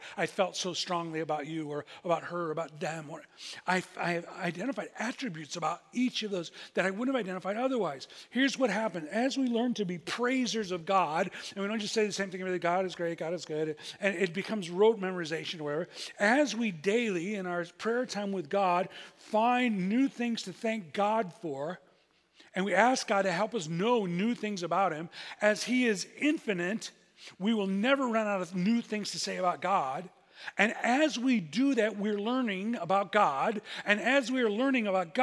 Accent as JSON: {"language": "English", "country": "United States", "said": "We're from America."}